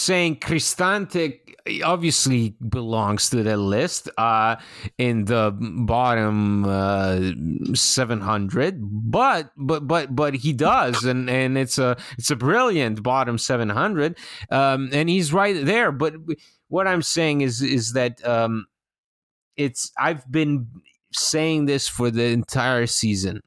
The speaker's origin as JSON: {"language": "English", "country": "Italy", "tie": "born or raised there", "moved": "yes", "said": "I was a, a child growing up in Italy"}